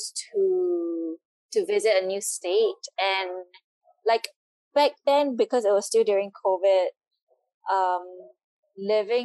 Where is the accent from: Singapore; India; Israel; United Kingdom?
Singapore; moved away as an adult; also born or lived in Mexico / Bolivia / Peru / Dominican Republic; I come from Singapore, the city is almost, yeah, it's so tiny.